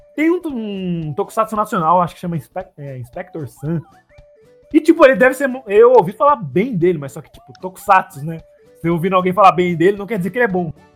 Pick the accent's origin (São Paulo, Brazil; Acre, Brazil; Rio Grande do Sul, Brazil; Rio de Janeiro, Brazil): São Paulo, Brazil; accent: São Paulo; eu chegar agora na Bahia falando o sotaque de São Paulo